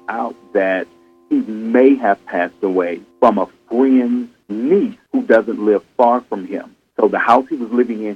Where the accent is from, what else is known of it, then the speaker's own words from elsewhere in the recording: Houston, Texas, United States; I'm from Houston